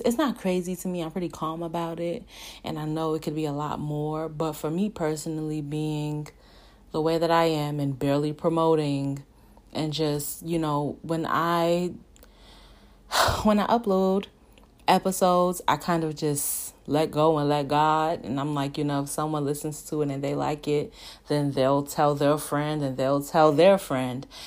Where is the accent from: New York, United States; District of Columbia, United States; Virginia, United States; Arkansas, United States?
New York, United States; Brooklyn; growing up in Brooklyn